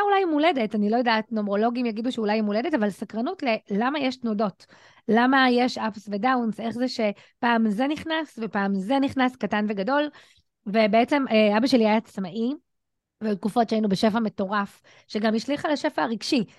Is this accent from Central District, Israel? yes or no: yes; Ramla, Central District, Israel; ואני גדלתי ברמלה, דירת 70 מטר, שלושה חדרים, בדיוק על הכניסה של כפר ג'ואריש